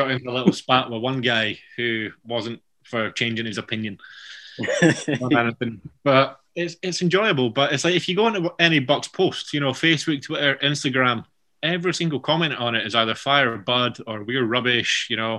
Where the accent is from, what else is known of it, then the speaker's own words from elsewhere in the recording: Edinburgh, Scotland, United Kingdom; So I'm from Edinburgh, which is still very touristy.